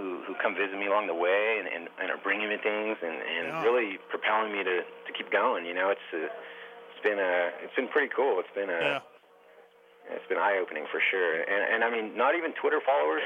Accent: California, United States; I'm from California

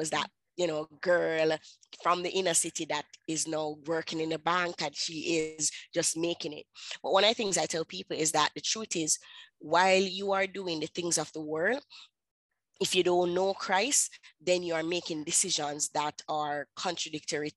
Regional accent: Kingston, Jamaica; I'm from Kingston, Jamaica

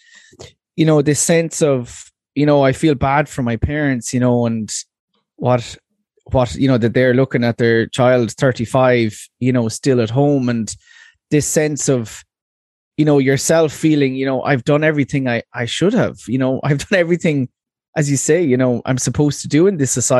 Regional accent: Waterford, Munster, Ireland; I'm from Waterford

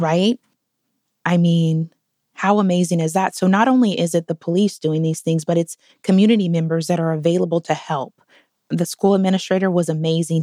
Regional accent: Portland, Oregon, United States; I grew up in Northeast Portland in the early nineties

